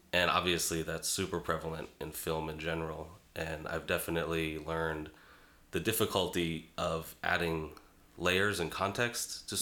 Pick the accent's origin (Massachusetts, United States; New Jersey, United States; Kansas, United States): Massachusetts, United States; Boston; moved away as an adult; also born or lived in Brooklyn, New York; I'm from Boston originally. Uh, lived in Brooklyn, New York, off and on for a little while in my 20s and 30s.